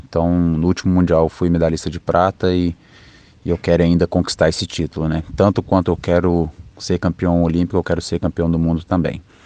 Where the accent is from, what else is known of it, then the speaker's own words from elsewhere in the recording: Betim, Minas Gerais, Brazil; moved away as an adult; also born or lived in Juatuba, Minas Gerais; Foi aí que, que eu cresci, né? Então foi, foi em Betim, Minas Gerais